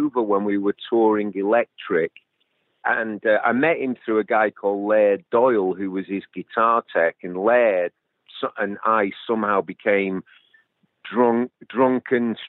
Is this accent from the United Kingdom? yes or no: yes; England, United Kingdom; moved away as an adult; also born or lived in California; we're English, me and Ian